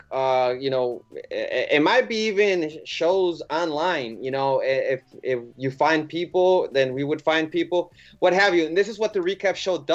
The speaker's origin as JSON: {"language": "English", "town": "Chicago", "region": "Illinois", "country": "United States", "also_born_or_lived": "California", "said": "I'm just asking further down the road, think about it because I'm from Chicago and California."}